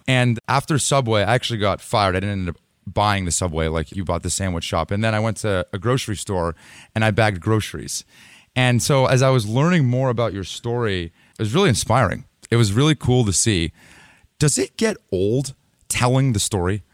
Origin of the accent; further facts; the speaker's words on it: Los Altos, California, United States; I'm from here. I'm from Los Altos